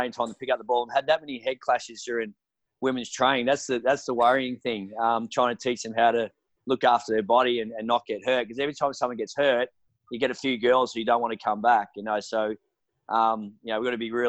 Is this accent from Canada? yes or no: no; Australia; but traditionally we're Australian guys who have got a background in AFL